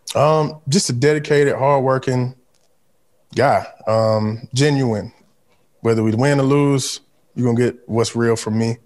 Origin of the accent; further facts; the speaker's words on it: Mobile, Alabama, United States; also born or lived in Baltimore; So, I'm from the Gulf Coast.